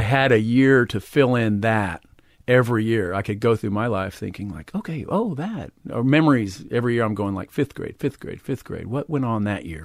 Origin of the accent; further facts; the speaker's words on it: Huntsville, Texas, United States; moved away; also born or lived in Houston, Texas / Austin, Texas; kinda in the Houston area, but I lived in a small town in East Texas called Huntsville